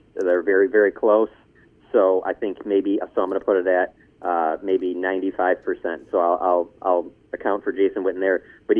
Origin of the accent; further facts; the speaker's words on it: Detroit, Michigan, United States; moved away; I'm originally from Detroit